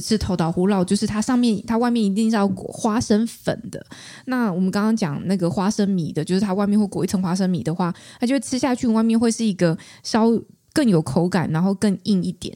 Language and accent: Chinese; Taichung, Taiwan; 我是台中人，台中我们至少我，我熟识的领域，我们都讲红豆饼这样